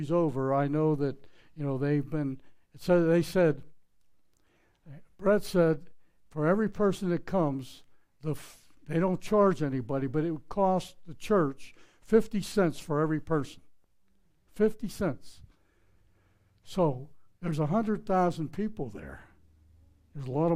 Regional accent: Pittsburgh, Pennsylvania, United States; I'm from Pittsburgh, Pennsylvania. It's not creek, it's crick. It's not house, it's haas. You know, that's the way we speak

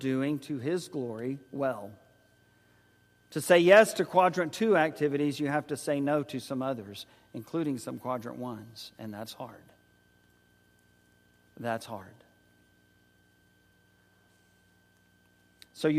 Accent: San Antonio, Texas, United States; also born or lived in Oklahoma City, Oklahoma; When Joyce and I moved from Oklahoma City at Oklahoma Christian College to San Antonio, served as youth minister there

